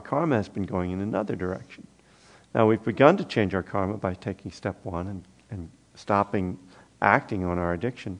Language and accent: English; East Coast, United States; moved away; also born or lived in Boston; I'm from the East Coast too. So, and I actually lived in Boston.